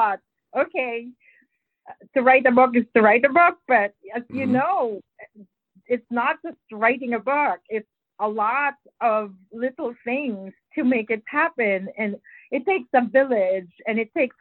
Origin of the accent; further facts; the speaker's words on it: Philippines; English is a second language; moved away; I grew up in the Philippines and English is not my first language